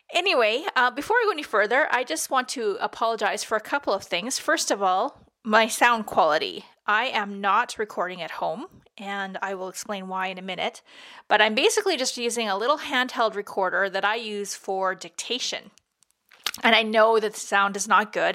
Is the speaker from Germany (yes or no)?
no; Peace River, Alberta, Canada; Peace River, which is my hometown